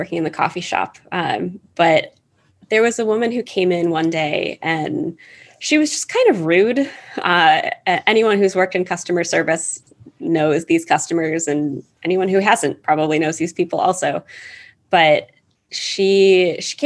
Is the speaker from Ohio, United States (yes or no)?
yes; Ohio, United States; first language English; I'm from the US. I was born and raised in Ohio